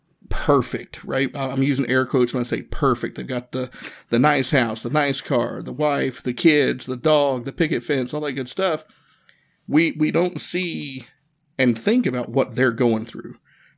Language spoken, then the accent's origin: English; Northeast Tennessee, United States; growing up in Northeast Tennessee